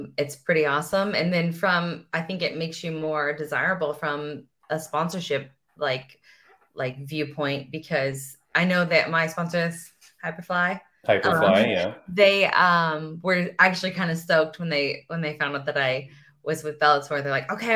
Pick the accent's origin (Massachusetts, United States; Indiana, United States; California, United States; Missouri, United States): Missouri, United States; St. Louis; I'm like from St. Louis